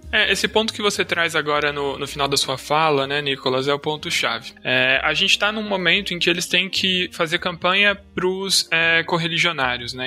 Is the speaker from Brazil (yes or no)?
yes; São Paulo, Brazil; nasci em 94 em São Paulo